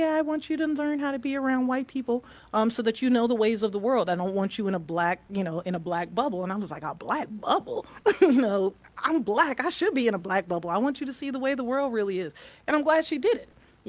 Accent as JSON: {"language": "English", "town": "New York City", "region": "New York", "country": "United States", "tie": "born or raised there", "moved": "yes", "lives_now": "Atlanta, United States", "said": "I went to school in New York. I grew up in New York City. I went to Christ the King High School"}